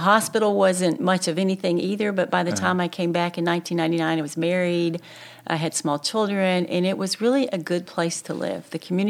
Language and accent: English; Little Rock, Arkansas, United States; also born or lived in Hot Springs; now in Conway, United States; I grew up in Little Rock, and that's where I went to med school and did my residencies. And when I graduated from the anesthesia program, I was in Hot Springs briefly, and then I came to Conway to take this job.